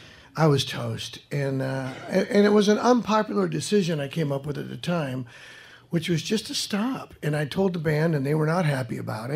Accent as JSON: {"language": "English", "town": "Fresno", "region": "California", "country": "United States", "tie": "born or raised there", "moved": "yes", "said": "I went back to my hometown and hung out with friends and rode my motorcycle on these country roads near the outskirts of Fresno, where I was born and raised."}